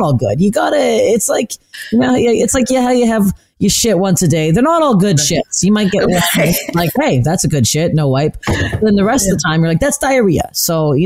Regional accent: Canada; as a Canadian girl

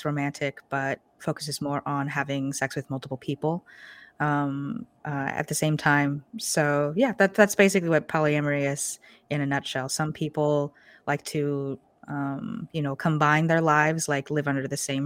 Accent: Portland, Oregon, United States; I'm born and raised in Portland, Oregon.

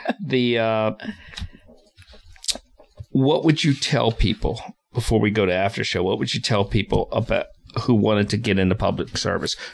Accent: Philadelphia, Pennsylvania, United States; I'm from Philadelphia

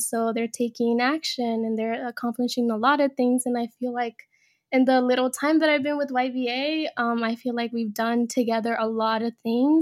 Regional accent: Bay Area, California, United States; also born or lived in Mexico; I was born in Mexico, but came to this country when I was about like 5. But then the Bay Area became my home when I was 7 years old

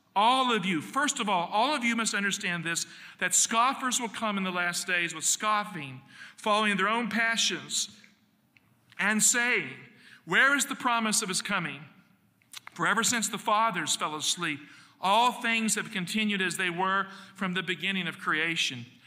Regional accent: United States; I'm American

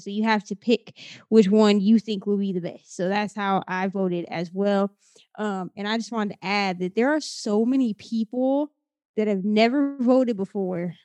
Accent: Midwest, United States; now in Florida, United States; I'm from the Midwest. From Iowa, Minnesota

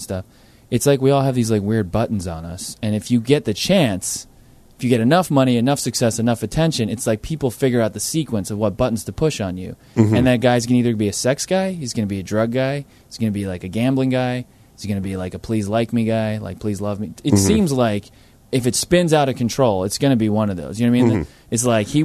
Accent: Jersey Shore, New Jersey, United States; moved away as an adult; also born or lived in New York; now in Santa Monica, United States; I'm from Jersey Shore. Where I'm from, what's valuable is, like, we had the Little League World Champions

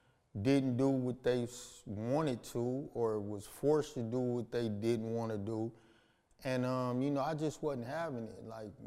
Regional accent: Los Angeles, California, United States; South Central Los Angeles. Not Central or South Los Angeles. South Central.

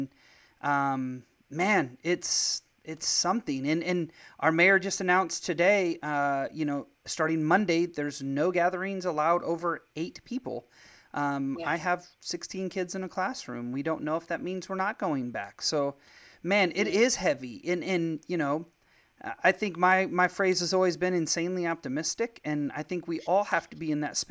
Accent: just outside of St. Louis, Illinois, United States; moved away; I'm actually originally from Illinois. I grew up my whole life just outside of St. Louis

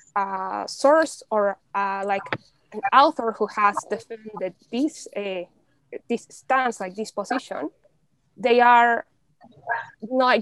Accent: Mexico City, Mexico; English is a second language; moved away as an adult; also born or lived in United Kingdom; I'm originally from Mexico. Um, I grew up in Mexico City

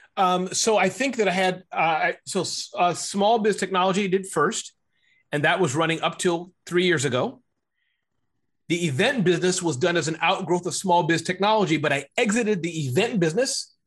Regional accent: Midwest, United States; But I was born in the Midwest.

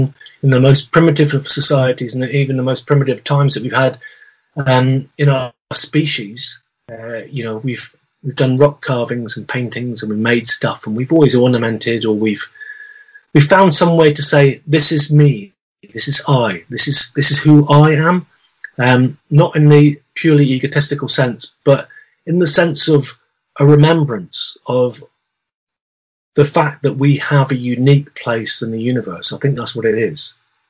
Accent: South West England, United Kingdom; coming right back to the beginning of our conversation about amoebics growing up in Devon

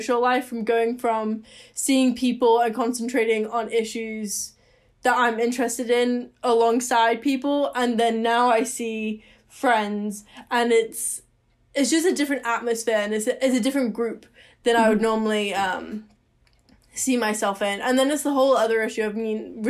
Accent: Seattle, Washington, United States; moved away as an adult; now in Victoria, Canada; I moved home to Seattle because I'm not a Canadian citizen

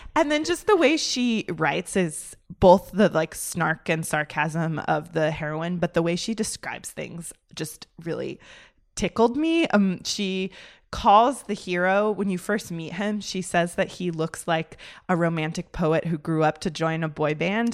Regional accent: United States; also born or lived in Oxford; as an American

